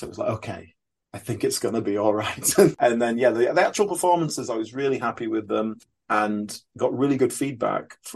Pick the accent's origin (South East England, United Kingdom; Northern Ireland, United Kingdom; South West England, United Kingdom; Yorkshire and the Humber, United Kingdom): Yorkshire and the Humber, United Kingdom; also born or lived in Brixton, London; now in London, United Kingdom; You can probably tell from my accent I'm not a London native, but I've been here quite a few years now. From Yorkshire originally.